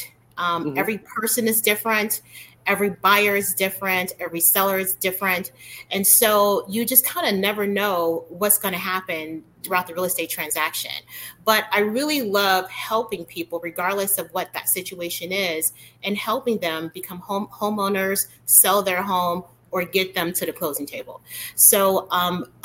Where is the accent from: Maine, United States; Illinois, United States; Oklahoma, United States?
Illinois, United States; Chicago; I was raised in Chicago